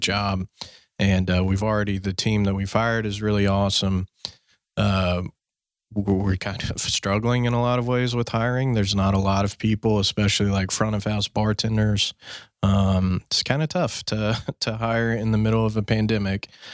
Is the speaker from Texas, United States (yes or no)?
yes; Fort Worth, Texas, United States; my hometown, Fort Worth.